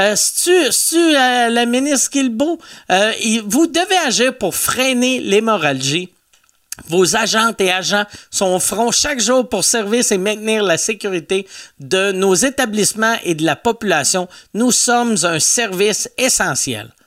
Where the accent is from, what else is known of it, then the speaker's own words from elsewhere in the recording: Quebec City, Quebec, Canada; je viens de Loretteville